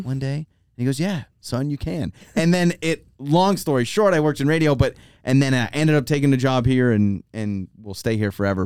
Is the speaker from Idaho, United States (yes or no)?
yes; North Idaho, United States; moved away as an adult; also born or lived in Troy, Idaho; now in Boise, United States; we grew up in North Idaho 'cause my dad taught at the University of Idaho